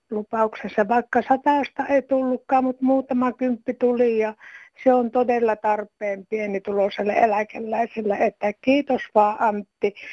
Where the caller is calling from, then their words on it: Jyväskylä, Central Finland, Finland; No täällä on … Jyväskylästä.